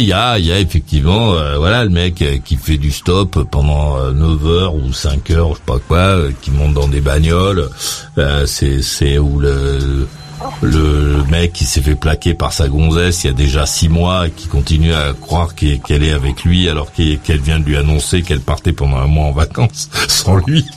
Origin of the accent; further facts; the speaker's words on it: France; chez nous, en France